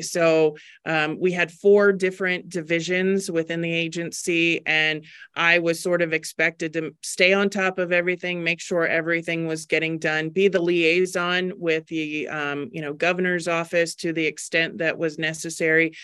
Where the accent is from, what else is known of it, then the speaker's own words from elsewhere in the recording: Maryland, United States; moved away as an adult; also born or lived in Virginia / Baltimore; now in Arizona, United States; born and raised in Maryland, I, um, lived there until I was in my twenties